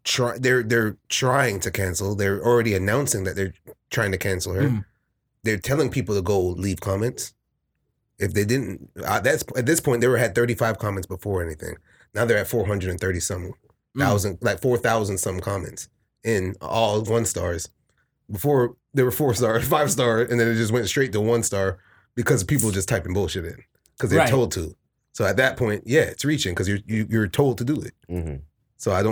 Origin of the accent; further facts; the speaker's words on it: Nebraska, United States; And I'm from Nebraska.